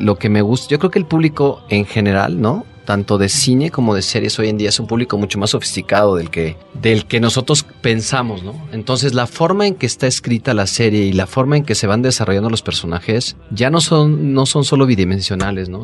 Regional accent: Mexico; nosotros como mexicanos

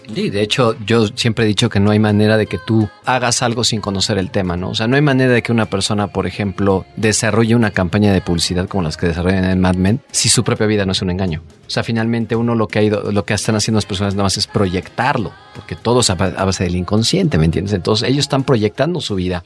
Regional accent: Mexico; nosotros como mexicanos

